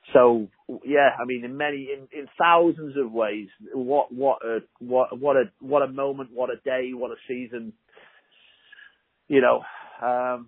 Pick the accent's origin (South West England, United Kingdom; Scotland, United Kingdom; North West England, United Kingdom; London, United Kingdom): North West England, United Kingdom; Liverpool; moved away as an adult; now in United States; I'm as American now as I'm English. I've lived here nearly 25 years, and you know, I left when I was 25, so I'm literally as American. But I'll always feel that Liverpool is my spiritual home